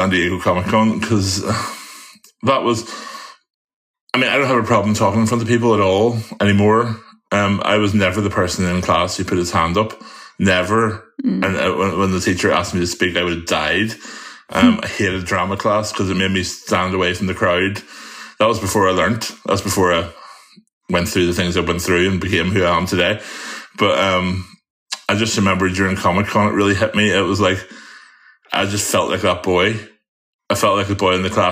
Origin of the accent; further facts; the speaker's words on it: Northern Ireland, United Kingdom; I'm very Northern Irish